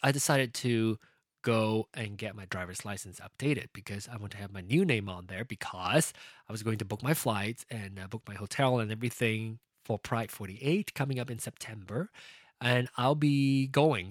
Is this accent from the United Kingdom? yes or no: no; Malaysia; now in United States; It was my root, it was my heritage, it was my culture, it was my uh, upbringing being uh, a Malaysian born Chinese and now American